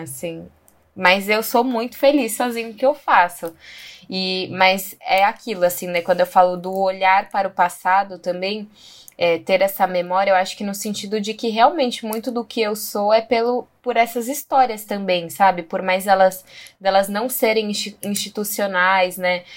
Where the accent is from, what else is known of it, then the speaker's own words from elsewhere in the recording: São Paulo, Brazil; moved away; also born or lived in Bahia / Chapada dos Veadeiros; nasci em São Paulo.